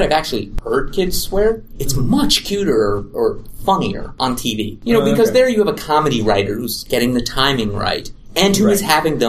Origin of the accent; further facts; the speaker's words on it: New York City, New York, United States; moved away; also born or lived in Boston; I grew up in New York City.